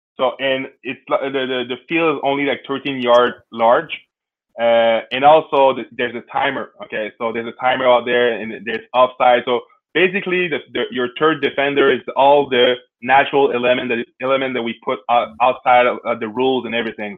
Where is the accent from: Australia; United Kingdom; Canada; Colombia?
Canada; I'm Canadian, so when I was younger, I was playing hockey